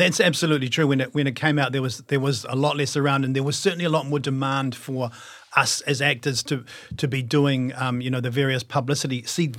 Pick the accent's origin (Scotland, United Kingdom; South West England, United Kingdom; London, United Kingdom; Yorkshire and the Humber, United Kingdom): London, United Kingdom; born there; And I was born in London. And so there was going to be no problems for me working there.